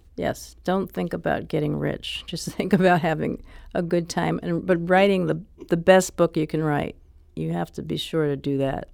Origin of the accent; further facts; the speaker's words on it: New York City, New York, United States; I grew up in Harlem